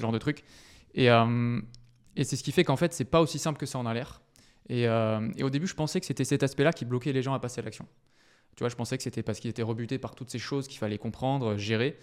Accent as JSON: {"language": "French", "town": "Bordeaux", "region": "Nouvelle-Aquitaine", "country": "France", "tie": "born or raised there", "moved": "as an adult", "lives_now": "Paris, France", "said": "je suis originaire du sud de la France, de Bordeaux plus précisément, où j'ai passé toute mon enfance et aussi mes études. Et ça fait six ans que je vis sur Paris"}